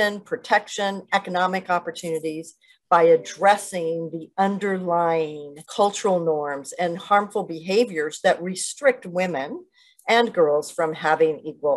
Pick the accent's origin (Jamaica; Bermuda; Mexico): Mexico; northern Mexico; grew up in a cattle ranching family in northern Mexico